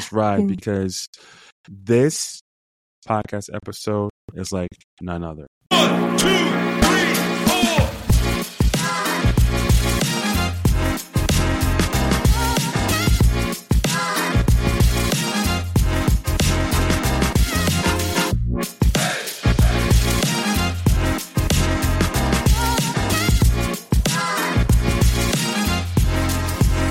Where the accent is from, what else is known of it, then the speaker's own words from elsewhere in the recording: New York, United States; accent: New York; my accent, I guess, because it's from New York